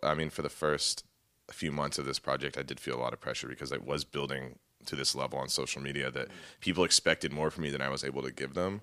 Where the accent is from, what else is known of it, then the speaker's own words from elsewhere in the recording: Texas, United States; moved away as an adult; also born or lived in Indiana; left my hometown of Texas